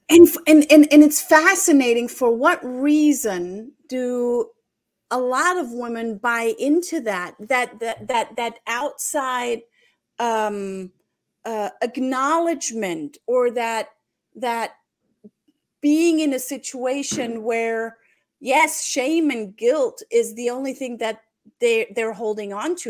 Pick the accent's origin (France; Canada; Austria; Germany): Germany; I'm just German